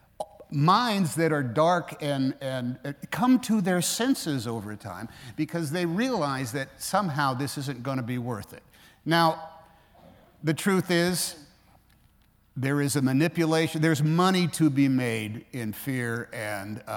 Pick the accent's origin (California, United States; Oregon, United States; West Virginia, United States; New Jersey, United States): California, United States; Oakland; I grew up in Oakland, California